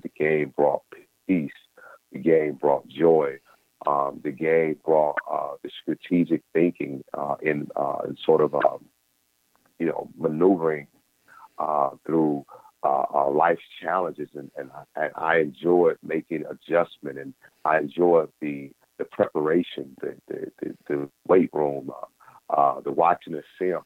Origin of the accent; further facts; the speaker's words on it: Mississippi, United States; life for a black man in the 80s, uh, growing up in Mississippi